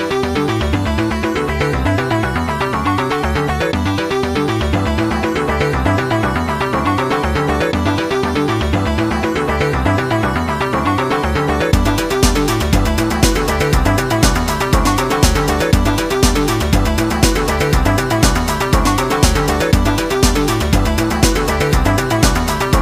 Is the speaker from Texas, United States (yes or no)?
no; southern West Virginia, United States; I'm from the coal fields of southern West Virginia. You can probably tell by my accent